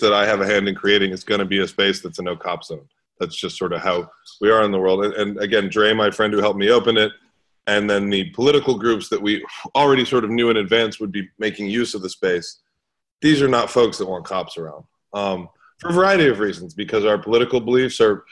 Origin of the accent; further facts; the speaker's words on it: New York City, New York, United States; now in Atlanta, United States; where I grew up in New York City